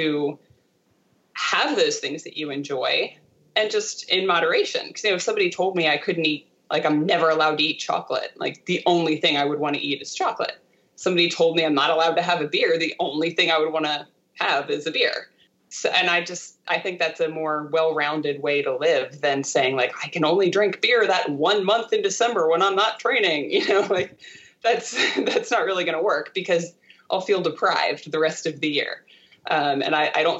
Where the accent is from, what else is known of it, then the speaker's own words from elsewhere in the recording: Delaware, United States; where I grew up in Delaware